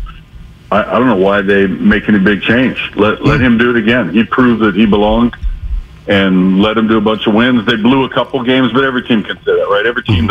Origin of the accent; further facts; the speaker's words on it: Seattle, Washington, United States; I'm from Seattle, rooting for my home team